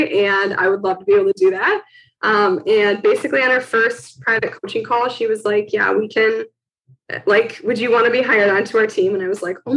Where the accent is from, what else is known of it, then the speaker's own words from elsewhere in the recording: Milwaukee, Wisconsin, United States; So I live in Milwaukee. I've always lived in Milwaukee, Wisconsin for like my whole life. I grew up in Wisconsin